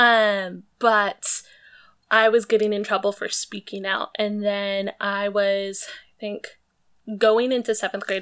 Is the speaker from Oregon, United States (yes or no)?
no; Maple Valley, Washington, United States; also born or lived in Seattle; I was born in Seattle, but from second grade on, I grew up in this small town called Maple Valley